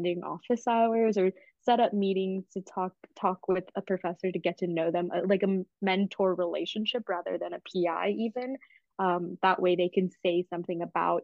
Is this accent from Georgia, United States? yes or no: yes; Atlanta, Georgia, United States; I'm from Atlanta, so I could commute from my parents' house.